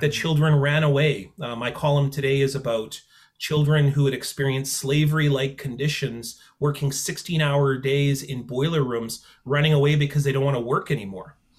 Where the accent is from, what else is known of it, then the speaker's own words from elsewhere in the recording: Selkirk, Manitoba, Canada; also born or lived in Peguis First Nation; I come from Selkirk, which in 1907 was a former reserve